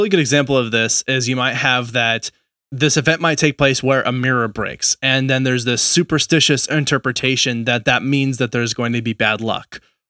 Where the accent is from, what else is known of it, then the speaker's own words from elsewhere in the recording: New England, United States; accent: New England; That was my New England accent.